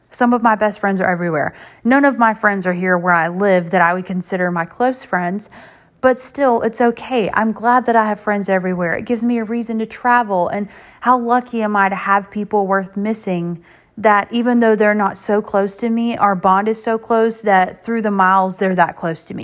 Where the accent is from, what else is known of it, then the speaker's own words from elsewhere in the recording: Ninety Six, South Carolina, United States; I'm from ninety-six